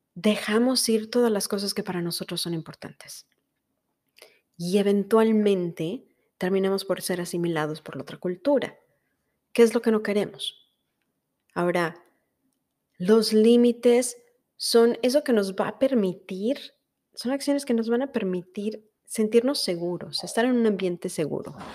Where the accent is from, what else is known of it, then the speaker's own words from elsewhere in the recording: Mexico; first language Spanish; now in United States; Soy mexicana y como tal hablo español.